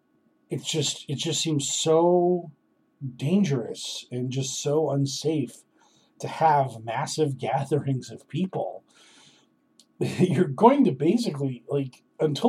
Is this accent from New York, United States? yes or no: no; Boston, Massachusetts, United States; I'm from Boston